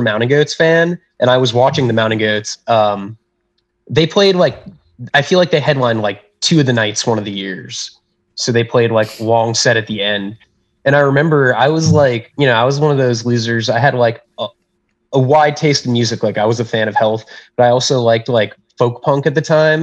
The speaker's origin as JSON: {"language": "English", "region": "South Florida", "country": "United States", "also_born_or_lived": "Pensacola, Florida / Orlando, Florida", "said": "I'm from South Florida originally, and I lived in Pensacola and then Orlando."}